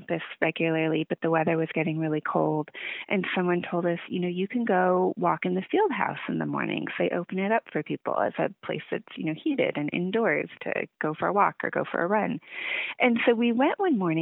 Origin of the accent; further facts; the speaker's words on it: Seattle, Washington, United States; moved away as an adult; also born or lived in Lawrence, Kansas; I grew up in the Seattle area